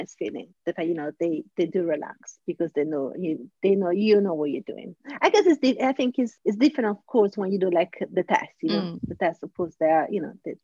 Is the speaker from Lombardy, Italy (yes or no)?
no; Rome, Lazio, Italy; also born or lived in Sardinia; I was born in Sardinia, but raised in Rome